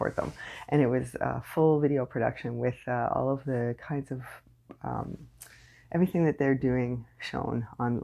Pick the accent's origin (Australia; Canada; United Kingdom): Canada; I am unapologetically Canadian